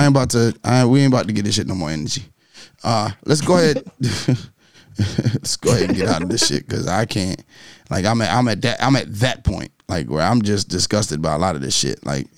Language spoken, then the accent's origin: English; New York, United States; I'm from New York.